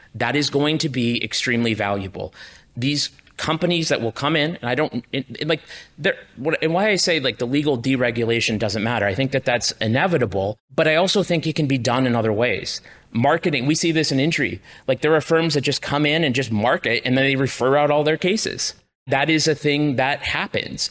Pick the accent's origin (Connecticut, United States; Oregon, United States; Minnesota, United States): Connecticut, United States; Enfield; my hometown in Enfield, Connecticut.